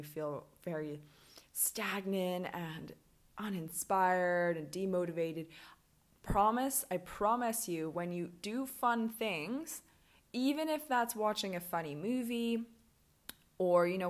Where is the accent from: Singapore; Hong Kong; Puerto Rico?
Hong Kong; also born or lived in Birmingham, United Kingdom; now in Mexico; I grew up in Hong Kong on an island and I was by the water my whole life.